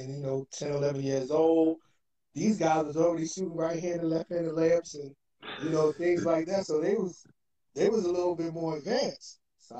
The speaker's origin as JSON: {"language": "English", "town": "Brooklyn", "region": "New York", "country": "United States", "tie": "born or raised there", "said": "East New York. East New York guy. Went to Canarsie, as you know. Spent a lot of time in Brownsville."}